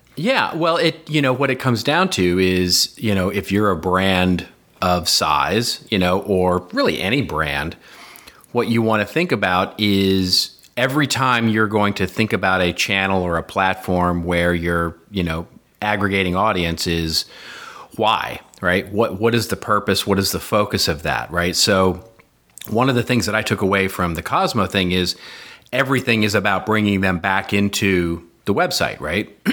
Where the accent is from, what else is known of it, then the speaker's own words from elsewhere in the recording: United States; we're American